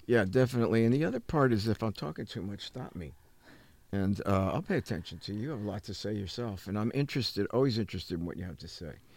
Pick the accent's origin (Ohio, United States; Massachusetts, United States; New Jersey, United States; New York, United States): New Jersey, United States; growing up in New Jersey